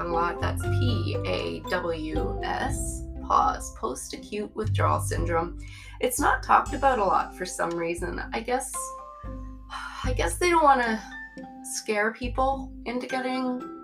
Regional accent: Newfoundland and Labrador, Canada; I grew up in Newfoundland.

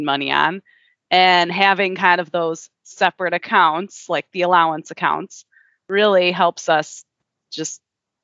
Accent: Midwest, United States; also born or lived in California / New Mexico; now in Minnesota, United States; we're both from the Midwest

